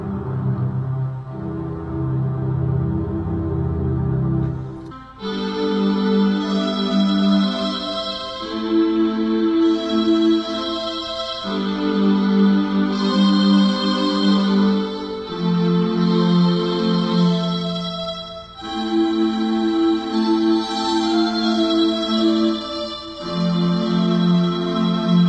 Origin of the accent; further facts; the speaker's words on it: Michigan, United States; I am from Michigan